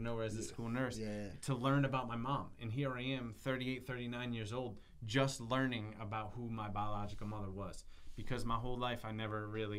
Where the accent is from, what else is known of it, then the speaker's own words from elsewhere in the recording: Plainfield, Connecticut, United States; I grew up in Plainfield